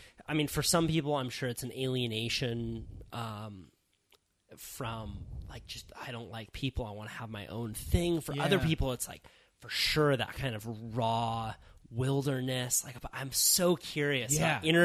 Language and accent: English; California, United States; accent: California; It's my California accent.